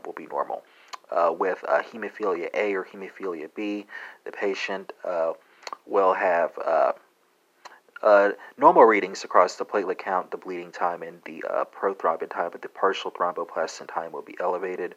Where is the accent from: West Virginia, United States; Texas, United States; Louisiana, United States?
Texas, United States; accent: Texas; my Texas accent